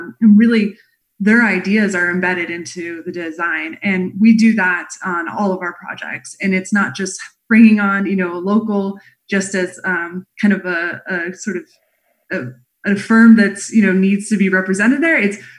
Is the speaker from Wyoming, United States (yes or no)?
yes; Wyoming, United States; also born or lived in Montana / Colorado; My father worked for the U.S. Forest Service. And so I grew up outside of National Forest in Wyoming and Montana and Colorado my whole life. So big nature was my backyard.